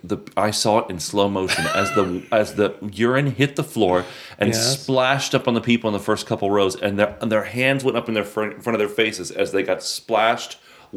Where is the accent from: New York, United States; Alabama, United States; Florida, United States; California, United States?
Florida, United States; Well, I grew up in Florida